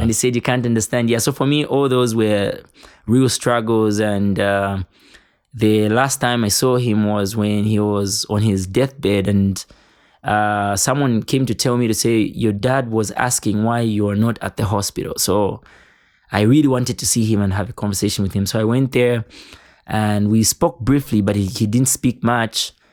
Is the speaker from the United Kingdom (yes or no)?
no; Kabwe, Central Province, Zambia; growing up in Kabwe